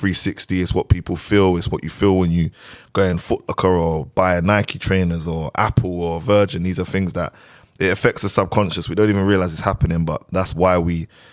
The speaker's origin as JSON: {"language": "English", "region": "London", "country": "United Kingdom", "moved": "as an adult", "lives_now": "Dubai, United Arab Emirates", "said": "I technically just came from Dubai, but obviously we're originally from London"}